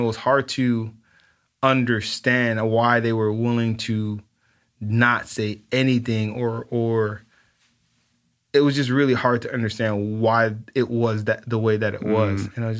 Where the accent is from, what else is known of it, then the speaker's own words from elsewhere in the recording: Los Angeles, California, United States; And, you know, growing up in South Central and kind of understanding that you live this life of having to be very careful